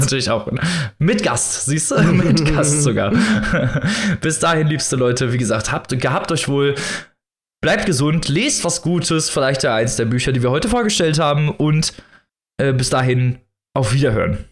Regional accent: Germany; bei uns in Deutschland

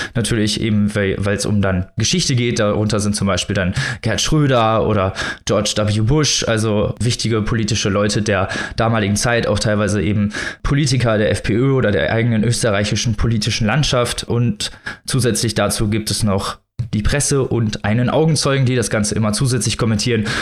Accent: Germany; wir als Deutsche

